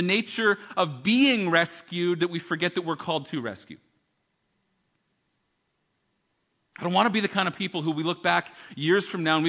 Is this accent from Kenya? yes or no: no; Canada; we're from Canada